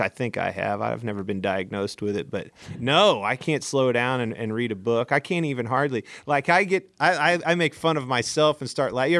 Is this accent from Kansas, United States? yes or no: yes; Kansas, United States; moved away as an adult; now in North Carolina, United States; I grew up in Kansas